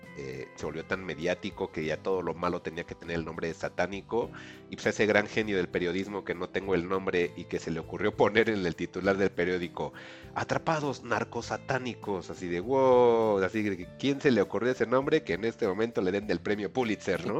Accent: Mexico; nosotros como mexicanos

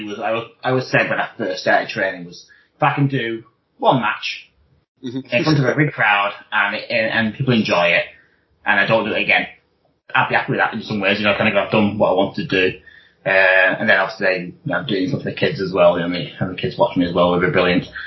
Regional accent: Wigan, North West England, United Kingdom; I'm from Wigan

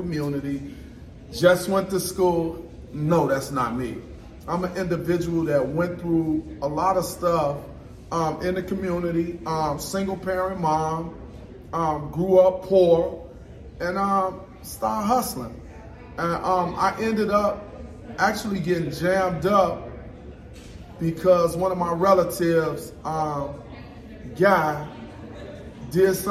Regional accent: Chicago, Illinois, United States; I'm from Chicago, Illinois

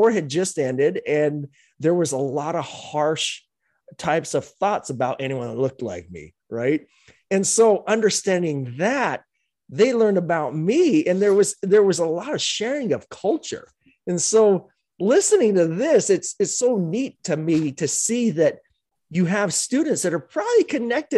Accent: Utah, United States; I grew up in Utah back in the day

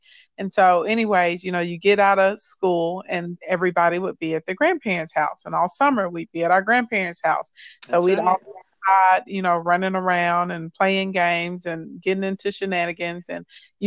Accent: Arkansas, United States; growing up in Arkansas was interesting. It's fun. It's beautiful here.

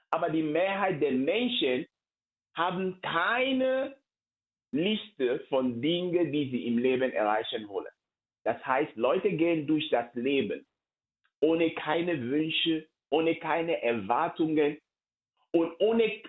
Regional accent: Cameroon; Ich komme ursprünglich aus Kamerun und vor einigen Jahren ist ein Schicksal mir in der Familie passiert.

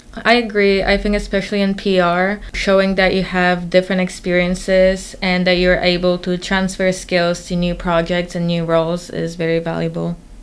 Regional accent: Warsaw, Masovian Voivodeship, Poland; moved away as an adult; now in Boston, United States; I'm originally from Warsaw, Poland, and I moved to Boston for college

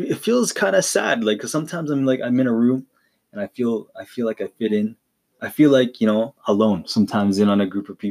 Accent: Calgary, Alberta, Canada; moving from the city that I was born in, right? If you don't know where I'm from Calgary, Alberta, Canada.

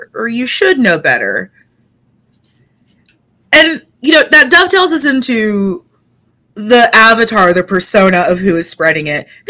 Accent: Texas, United States; I grew up in Texas.

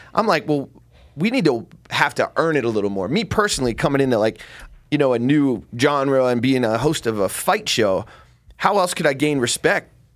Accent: New Jersey, United States; I'm from Jersey

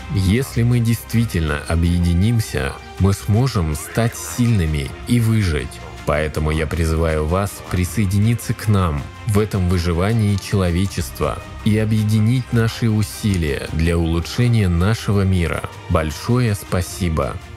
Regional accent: Bulgaria; Я из Болгарии, города Баллона.

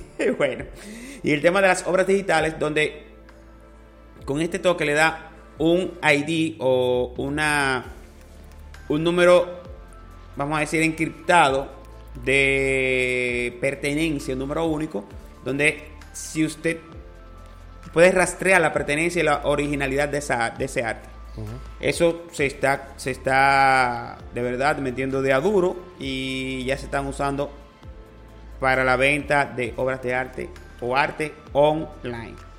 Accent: Dominican Republic; Para nosotros es un orgullo como dominicano

